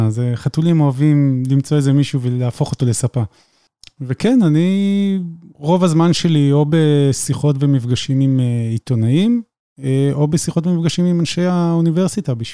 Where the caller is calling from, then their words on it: Petah Tikva, Central District, Israel; אה, אני מגיע מפתח תקווה.